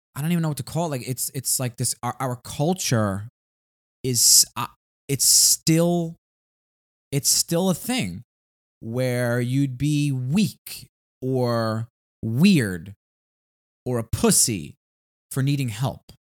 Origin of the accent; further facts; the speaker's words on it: New York City, New York, United States; we're from Staten Island